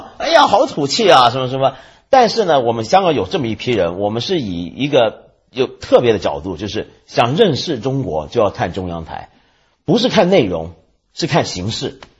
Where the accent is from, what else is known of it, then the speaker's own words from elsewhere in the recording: Taiwan; now in Hong Kong; 连我这个在台湾长大的人都看不惯了。